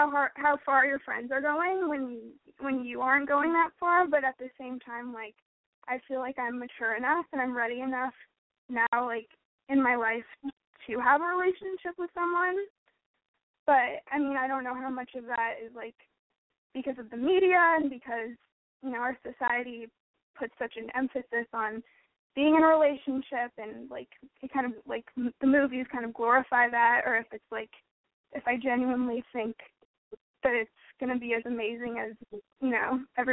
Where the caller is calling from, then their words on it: Los Angeles, California, United States; I'm 17 and I'm calling from Los Angeles, California.